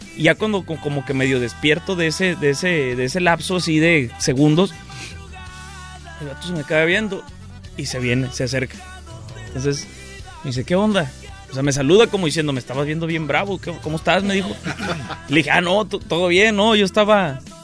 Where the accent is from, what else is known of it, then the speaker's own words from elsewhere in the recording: Mexico; yo pues soy mexicano, no tengo papeles de acá